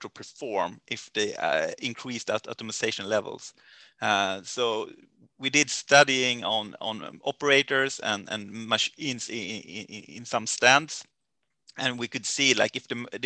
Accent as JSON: {"language": "English", "country": "Sweden", "tie": "born or raised there", "said": "my hometown"}